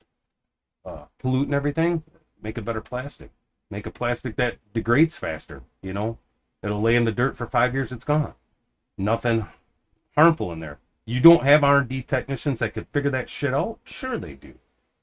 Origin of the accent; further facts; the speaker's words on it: United States; I'm just an American